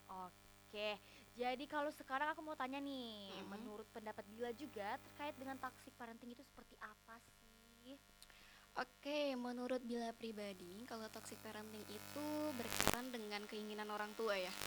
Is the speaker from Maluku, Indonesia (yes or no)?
no; Jakarta, Indonesia; Dan asal dari aku nih dari Jakarta nih Ai.